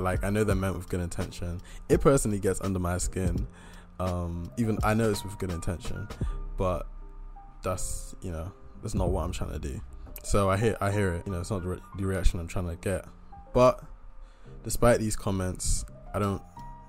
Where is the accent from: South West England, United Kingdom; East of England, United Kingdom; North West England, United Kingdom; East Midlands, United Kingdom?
South West England, United Kingdom; Bristol; I'm from Bristol